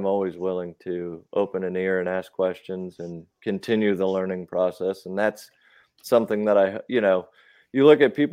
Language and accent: English; Midwest, United States; now in Southern Maryland, United States; I grew up in the Midwest